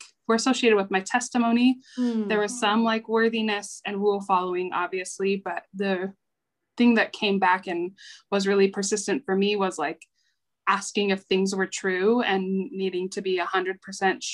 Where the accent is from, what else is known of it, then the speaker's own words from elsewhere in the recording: Salt Lake City, Utah, United States; I am from Salt Lake City, Utah